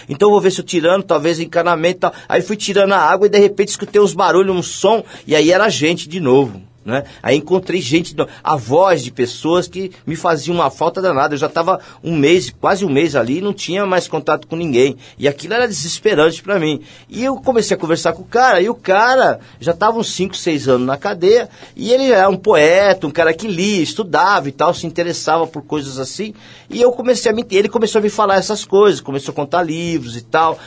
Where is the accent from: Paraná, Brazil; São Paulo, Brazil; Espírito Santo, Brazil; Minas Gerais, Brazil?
São Paulo, Brazil; eu morava na Vila Maria